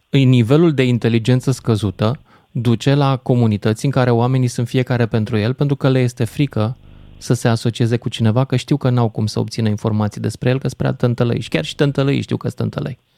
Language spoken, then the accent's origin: Romanian; Romania; discriminați ca români, în situația în care am fost diferiți.